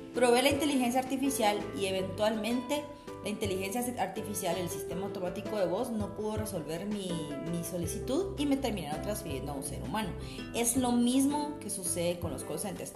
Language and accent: Spanish; Guatemala; nosotros como guatemaltecos